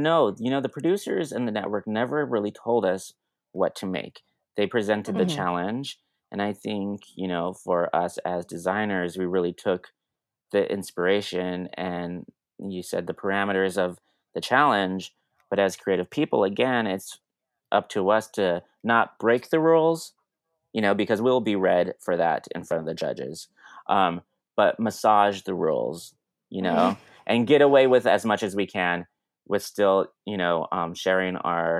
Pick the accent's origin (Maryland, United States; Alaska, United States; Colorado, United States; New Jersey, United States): Colorado, United States; Denver; now in Brooklyn, United States; I grew up in Denver, but I live in Brooklyn.